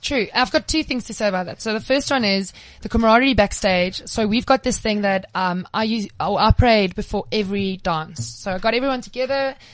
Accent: Cape Town, Western Cape, South Africa; I'm from Cape Town

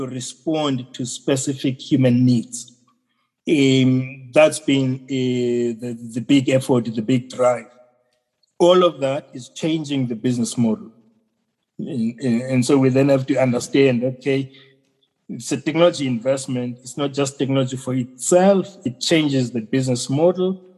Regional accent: South Africa; our country

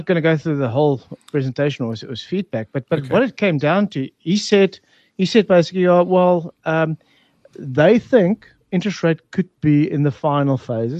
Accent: South Africa; Well, we fix things. I mean, South Africans have always

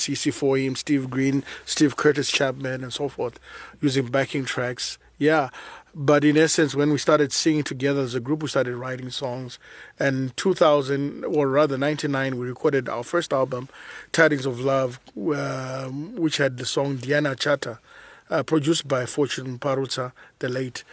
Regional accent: Zambia; I was born in Zambia, naturally, nineteen seventy.

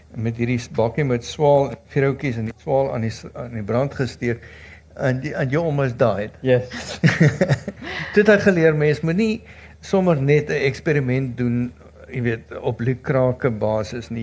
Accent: South Africa; ons as Suid-Afrikaners

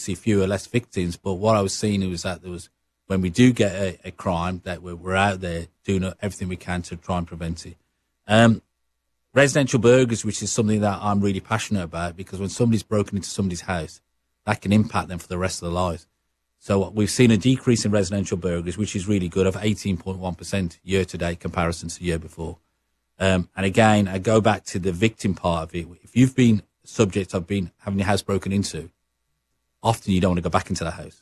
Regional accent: Birmingham, West Midlands, United Kingdom; accent: Brummie; moved away as an adult; now in Regina, Canada; my accent, uh, what Sarah Mills would say is a Brummy accent.

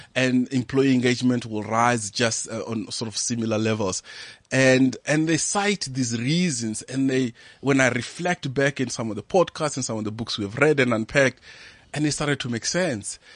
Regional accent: Venda, Limpopo, South Africa; moved away; I'm from Venda up in Limpopo, and I grew up in a village there called Habegwa

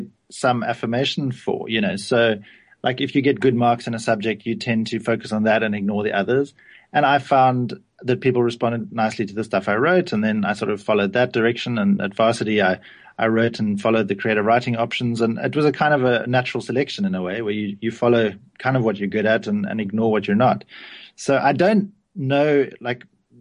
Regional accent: Cape Town, Western Cape, South Africa; I grew up in a little suburb of Cape Town called Kenilworth

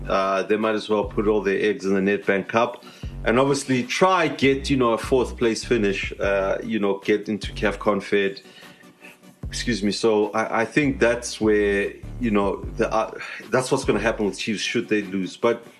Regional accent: South Africa; So, you know, you want to see that as a South African fan. You want to see, you know, all our teams, you know, continentally.

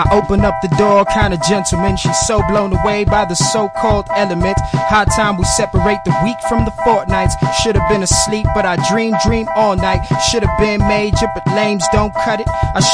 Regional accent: Johannesburg, Gauteng, South Africa; I'm from the south of Johannesburg.

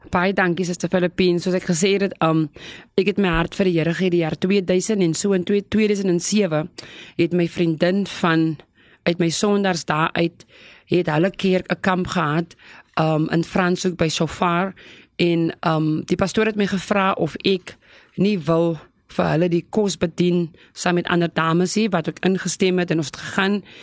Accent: South Africa; ek is gebore op Flottenburg plaas. Dit is net so voor Lyndok

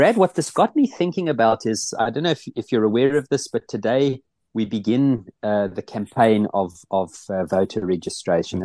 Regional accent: South Africa; moved away as an adult; now in Netherlands; living here in the Netherlands. I'll never stop being a South African

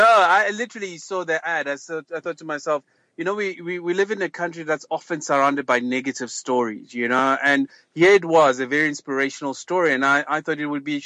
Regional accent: Soweto, Gauteng, South Africa; I'm just a lad from a local township called Soweto, born and bred in South Africa.

